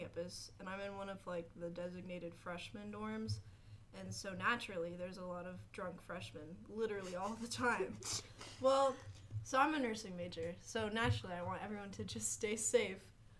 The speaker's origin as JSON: {"language": "English", "town": "Raleigh", "region": "North Carolina", "country": "United States", "said": "I'm from Raleigh, North Carolina"}